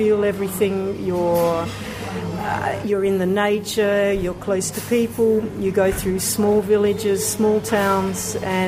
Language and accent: English; Australia; also born or lived in London; I come from Australia